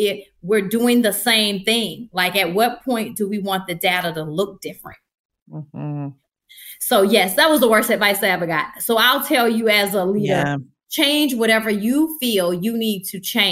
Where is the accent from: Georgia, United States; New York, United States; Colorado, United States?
Georgia, United States; Atlanta; moved away as an adult; also born or lived in Delaware; at home where I was born and raised